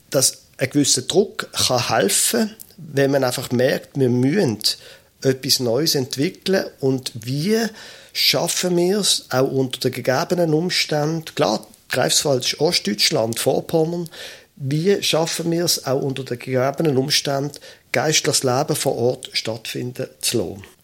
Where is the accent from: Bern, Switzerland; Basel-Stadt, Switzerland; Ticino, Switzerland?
Basel-Stadt, Switzerland; Basel; ich bin ein Basler, ich bin ein Städter von meiner Herkunft her